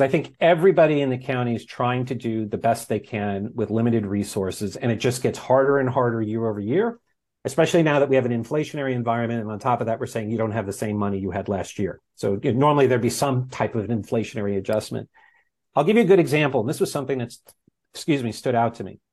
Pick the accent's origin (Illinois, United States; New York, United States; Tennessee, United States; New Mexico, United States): New York, United States; moved away as an adult; also born or lived in Los Angeles; now in Santa Ynez Valley, United States; I'm a product of New York public schools